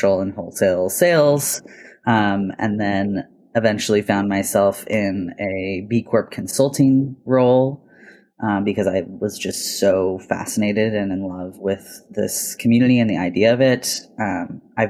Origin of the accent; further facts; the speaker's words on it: Portland, Oregon, United States; I was born and raised here in the Portland area